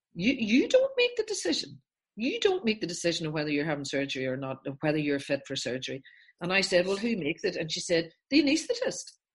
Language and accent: English; Northern Ireland, United Kingdom; I'm from Northern Ireland.